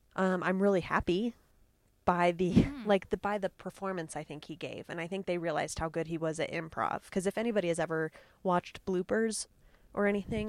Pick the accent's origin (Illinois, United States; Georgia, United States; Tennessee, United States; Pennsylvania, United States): Illinois, United States; I'm from Illinois, like originally. and not originally, but that's where I've spent most of my time in the Midwest.